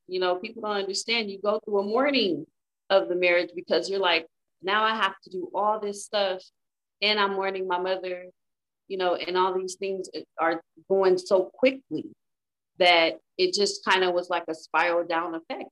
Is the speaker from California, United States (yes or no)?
yes; Inglewood, California, United States; moved away as an adult; now in Las Vegas, United States; I am from Inglewood, California.